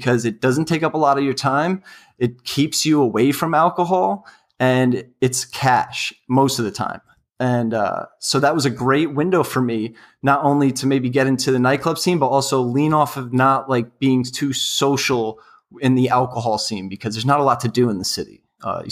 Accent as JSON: {"language": "English", "town": "New York City", "region": "New York", "country": "United States", "also_born_or_lived": "West Virginia", "said": "I'm from New York City, and ultimately that's where I want to be working after college"}